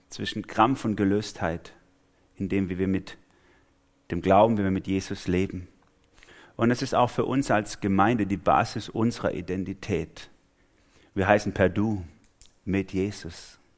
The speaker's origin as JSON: {"language": "German", "region": "Swabia", "country": "Germany", "said": "Also ich bin Schwabe, falls ihr es noch nicht gemerkt habt."}